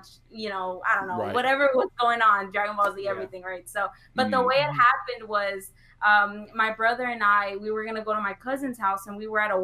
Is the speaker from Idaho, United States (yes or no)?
no; California, United States; moved away; I'm actually from California. I was born in California, and then I moved here in around 2007.